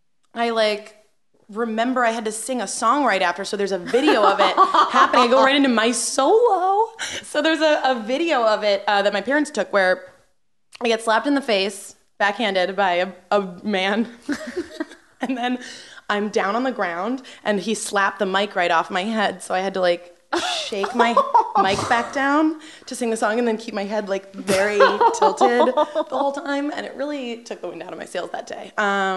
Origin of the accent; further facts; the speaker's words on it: Cranbury, New Jersey, United States; In New Jersey, in Cranberry.